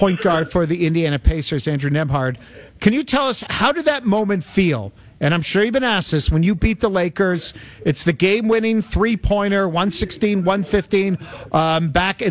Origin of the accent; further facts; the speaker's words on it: Toronto, Ontario, Canada; I was born and raised in Toronto